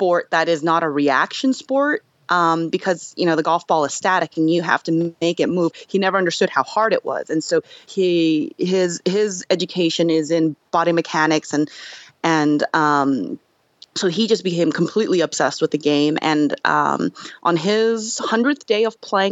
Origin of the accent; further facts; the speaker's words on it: United States; as an American-born Korean, I experienced a bit of that, you know, when I was a kid.